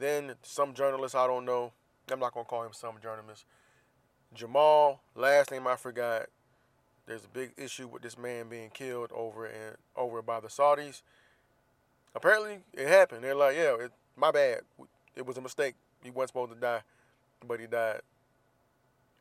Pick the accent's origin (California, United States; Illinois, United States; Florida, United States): Florida, United States; Jacksonville; now in San Diego, United States; Jacksonville, Florida, my hometown